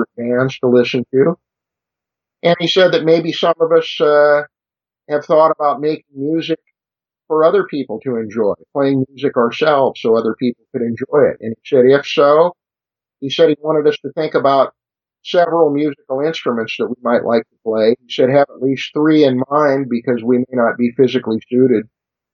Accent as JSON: {"language": "English", "town": "Costa Mesa", "region": "California", "country": "United States", "tie": "born or raised there", "also_born_or_lived": "Pasadena, California / New York", "said": "grew up about an hour south of there, Costa Mesa, California, which is exactly where I am now"}